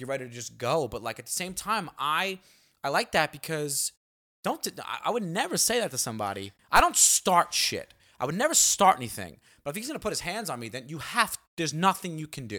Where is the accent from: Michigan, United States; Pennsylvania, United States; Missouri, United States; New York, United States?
New York, United States; New York City; growing up in Staten Island